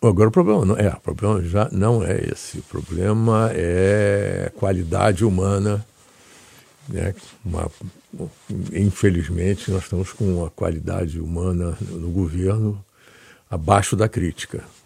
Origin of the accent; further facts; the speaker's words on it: Rio de Janeiro, Brazil; moved away; also born or lived in United States; do Andaraí e da Tijuca, que são bairros da Zona Norte, onde eu me criei